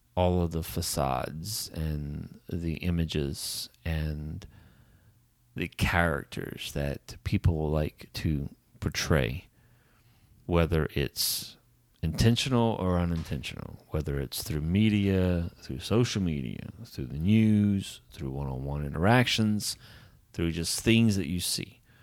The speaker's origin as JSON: {"language": "English", "region": "Southern Louisiana", "country": "United States", "tie": "born or raised there", "said": "I grew up in Southern Louisiana"}